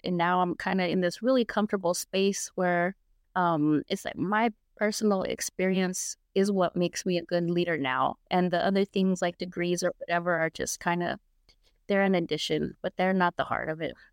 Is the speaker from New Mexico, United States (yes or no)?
yes; Albuquerque, New Mexico, United States; I grew up here in Albuquerque, New Mexico